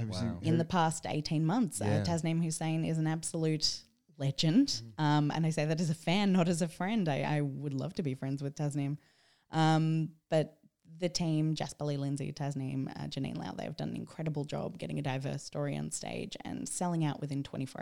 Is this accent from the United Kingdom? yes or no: no; Sydney, New South Wales, Australia; From a young age, I grew up in Sydney's Bible Belt